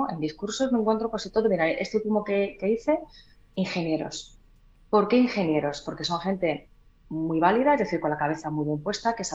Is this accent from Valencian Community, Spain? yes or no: no; Huelva, Andalusia, Spain; veis yo también tenía un acento muy marcado, ¿eh? Yo soy de Huelva.